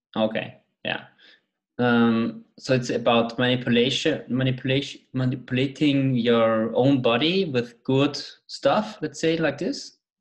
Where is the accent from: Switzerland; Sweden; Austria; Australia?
Austria; I'm from Austria